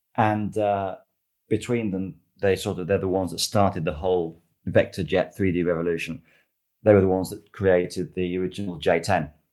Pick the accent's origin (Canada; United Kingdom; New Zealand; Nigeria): United Kingdom; moved away; I am British, I've never driven in the UK